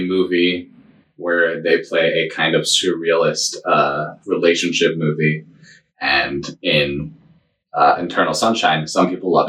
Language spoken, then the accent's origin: English; New England, United States; No, I'm from New England.